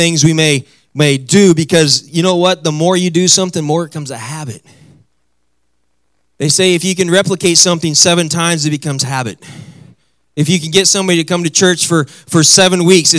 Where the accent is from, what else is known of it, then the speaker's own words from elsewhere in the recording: Midwest, United States; moved away; I come from the Midwest, so I come where people are normal and we talk normal and everything